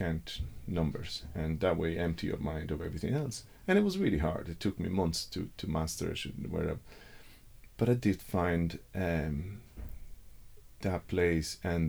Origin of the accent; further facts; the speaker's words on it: Rome, Lazio, Italy; moved away; I grew up in Rome